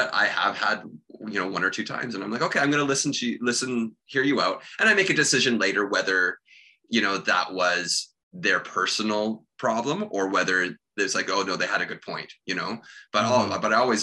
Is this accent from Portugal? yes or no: no; Sidney, British Columbia, Canada; moved away; my hometown when I was kid, which is, you know, I'm sure all the people in little Sydney, BC, right by Victoria